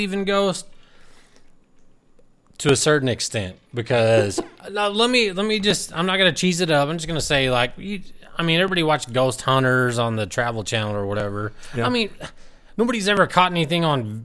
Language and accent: English; Wolfforth, Texas, United States; born or raised there